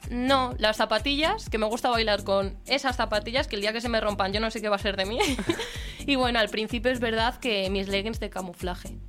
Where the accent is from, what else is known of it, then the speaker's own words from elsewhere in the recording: a village near Aranda de Duero, Castile and León, Spain; now in Madrid, Spain; mi pueblo está, está relativamente cerquita de allí